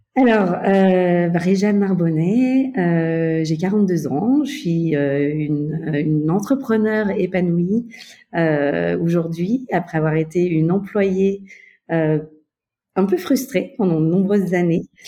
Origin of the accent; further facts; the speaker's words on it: Beaujolais, Auvergne-Rhône-Alpes, France; moved away as an adult; also born or lived in Mexico / Barcelona / Paris; même si je suis française, j'ai grandi dans le Beaujolais.